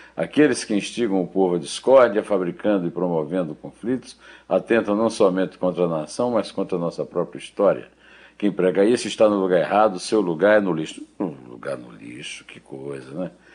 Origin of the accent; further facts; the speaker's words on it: Sertão, Brazil; eu passei minha infância ouvindo a minha mãe dizer na calçada da nossa casa no sertão